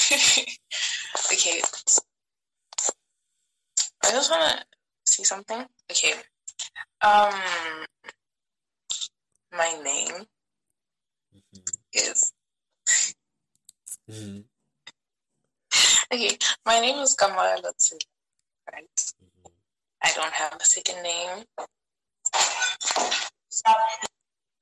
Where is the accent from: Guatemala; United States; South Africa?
South Africa; Pretoria, Gauteng; also born or lived in Limpopo; I was born in Zanin, mm-hmm. which is a town in Limpopo, and I grew up in Pretoria